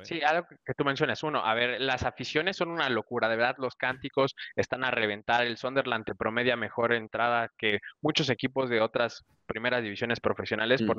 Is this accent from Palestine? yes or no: no; Mexico; como mexicano